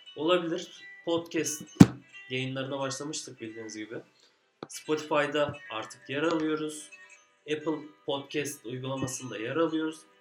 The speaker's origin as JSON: {"language": "Turkish", "region": "Adana", "country": "Turkey", "said": "Bir Adanalı olarak"}